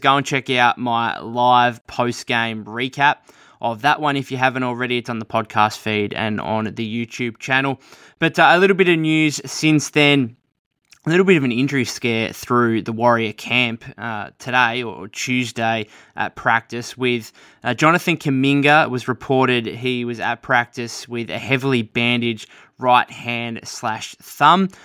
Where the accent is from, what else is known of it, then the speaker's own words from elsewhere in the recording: Australia; being an Australian